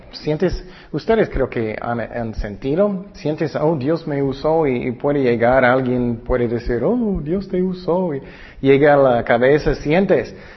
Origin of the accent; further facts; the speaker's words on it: California, United States; yo nací en California